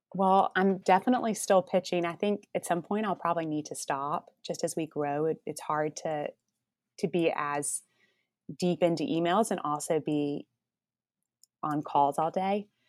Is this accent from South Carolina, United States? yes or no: no; Columbus, Georgia, United States; also born or lived in New York City; now in Atlanta, United States; I was from Columbus, Georgia, which is about two hours south of Atlanta